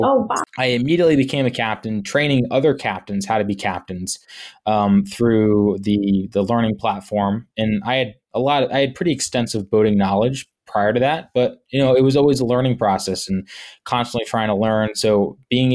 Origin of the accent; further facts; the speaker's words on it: Wickford, Rhode Island, United States; also born or lived in Laguna Beach, California / Florida / Matunuck, Rhode Island; I was very fortunate enough to grow up in a town called Wickford, which is actually a village.